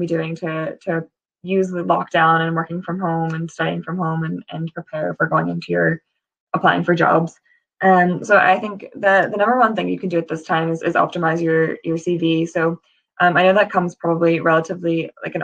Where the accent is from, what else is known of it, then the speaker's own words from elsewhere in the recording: United States; moved away as an adult; now in United Kingdom; if you can tell from my accent, I'm from the States originally